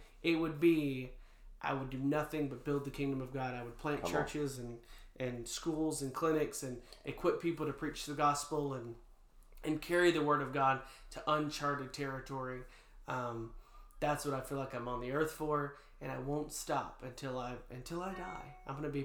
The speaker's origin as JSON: {"language": "English", "region": "North Georgia", "country": "United States", "tie": "born or raised there", "said": "I was born and raised in North Georgia"}